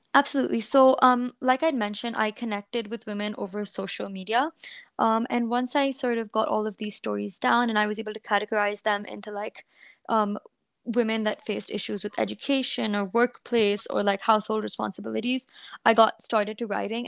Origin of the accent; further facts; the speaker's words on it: India; I um, was a student or am a student growing up in India